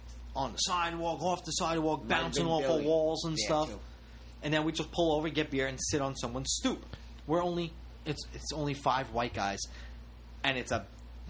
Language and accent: English; New York, United States; We're three guys from New York